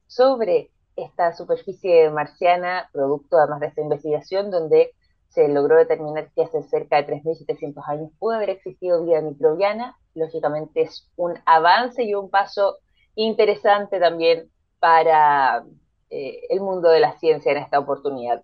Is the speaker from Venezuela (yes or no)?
no; Chile; acá nosotros somos, somos chilenos